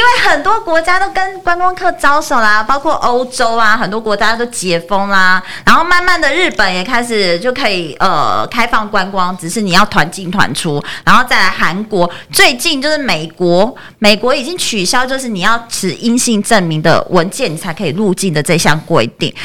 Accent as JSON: {"language": "Chinese", "country": "Taiwan", "said": "因为我们台湾有发生过非常特别的状况"}